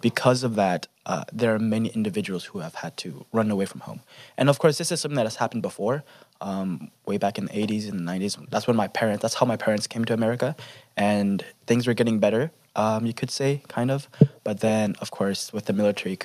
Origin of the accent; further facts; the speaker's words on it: Indiana, United States; I'm from Indiana, the beautiful state of Indiana